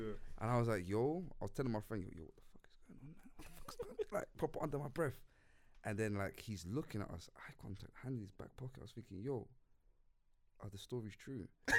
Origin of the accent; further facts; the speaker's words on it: Tottenham, London, United Kingdom; I'm from Tottenham, mate.